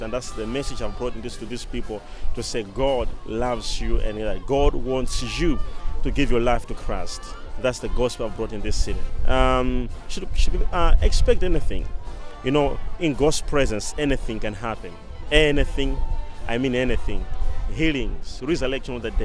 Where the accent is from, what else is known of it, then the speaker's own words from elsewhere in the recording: Mzuzu, Northern Region, Malawi; moved away; this is my hometown city that I grew up most and I did my studies here.